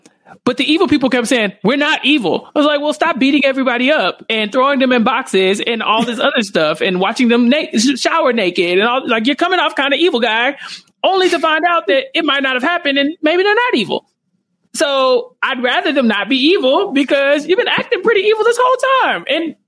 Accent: Pittsburgh, Pennsylvania, United States; I'm from Pittsburgh.

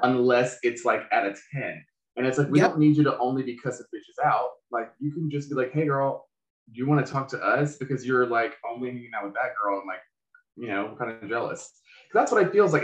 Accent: Charlotte, North Carolina, United States; I'm from Charlotte.

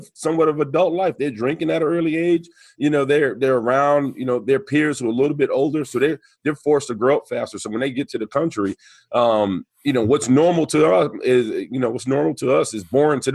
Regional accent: New York City, New York, United States; I'm from New York City. I'm from the Bronx. I grew up playing basketball and baseball

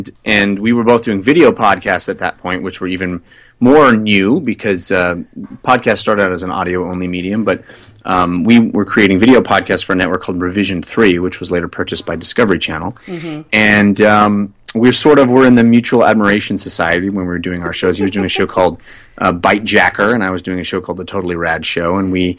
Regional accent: California, United States; Well, I grew up in Northern California where we just said, get on 605, get on get on 90, get on 242. There's no the.

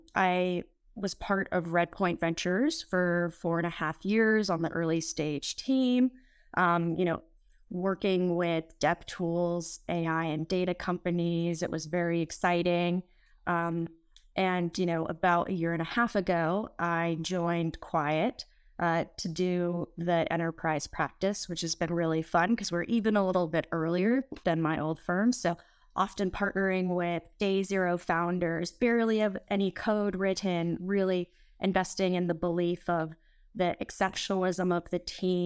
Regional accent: California, United States; I was born and raised in the Bay Area

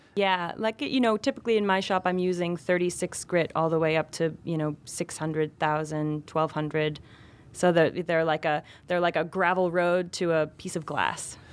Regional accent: Vermont, United States; moved away as an adult; now in New York City, United States; I grew up in Vermont and moved to New York City when I was nineteen.

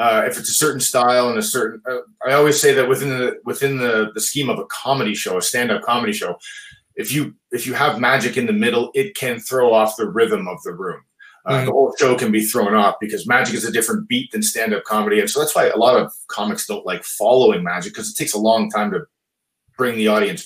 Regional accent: Brampton, Ontario, Canada; my hometown of Brampton, Ontario, just a little north of Toronto

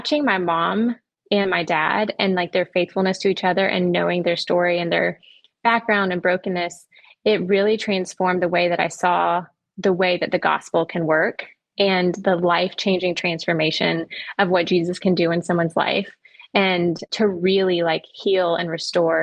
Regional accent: Orlando, Florida, United States; I grew up in Orlando, Florida

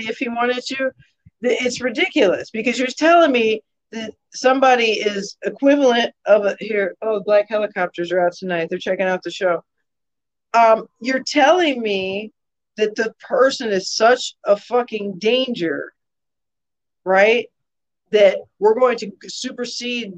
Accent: a town a few towns over from Aurora, Illinois, United States; accent: Chicago accent; I am from a town a few towns over from Aurora. My accent is a Chicago accent

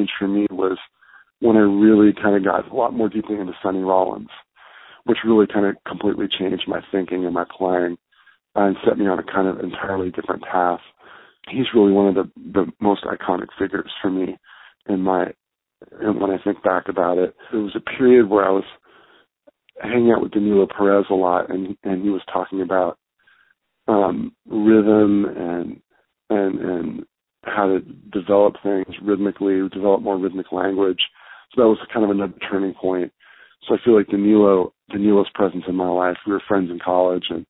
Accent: the Bay Area, California, United States; now in New York City, United States; growing up in the Bay Area

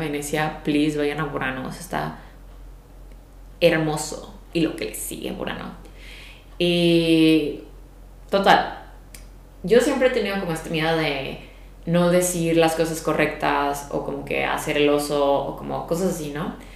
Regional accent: Mexico; de México

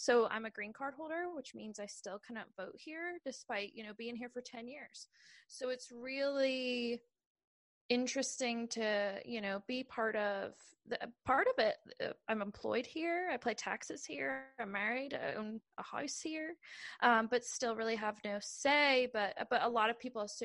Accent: Ireland; moved away as an adult; now in United States; I'm from Ireland

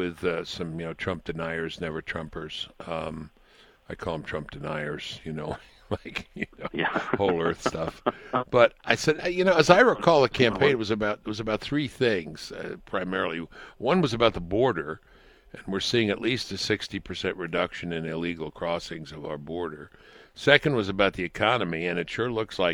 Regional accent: New York, United States; when I was a child growing up in New York

